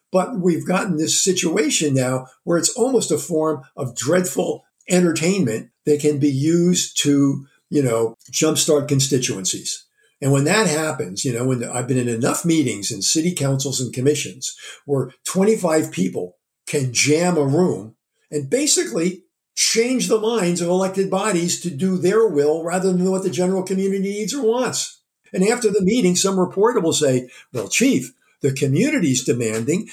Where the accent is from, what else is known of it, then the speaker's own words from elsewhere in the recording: Jersey Shore, New Jersey, United States; moved away; also born or lived in Philadelphia; I was from the Jersey Shore